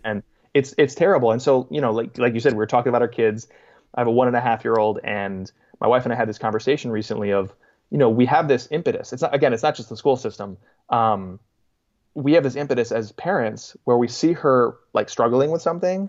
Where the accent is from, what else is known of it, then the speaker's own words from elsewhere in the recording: Boston, Massachusetts, United States; moved away; also born or lived in Queens, New York; my hometown of Boston